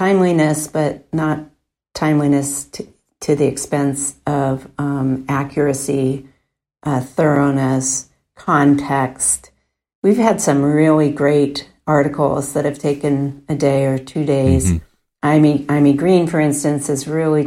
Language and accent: English; Portland, Oregon, United States; I grew up in Northwest Portland and a family of five, and we got the Oregonian every day.